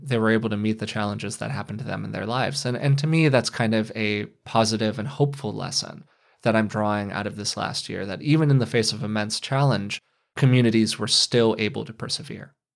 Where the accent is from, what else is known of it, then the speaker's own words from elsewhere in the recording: United States; as an American